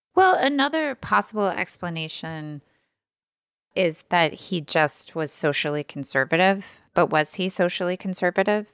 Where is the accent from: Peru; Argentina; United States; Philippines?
United States; Midwest; now in Ohio, United States; I'm Midwestern